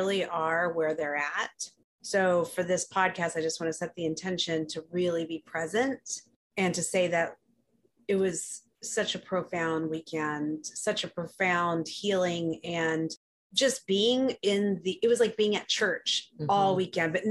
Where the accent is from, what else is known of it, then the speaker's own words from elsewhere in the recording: Houston, Texas, United States; also born or lived in New York City; now in Los Angeles, United States; I grew up in Houston, Texas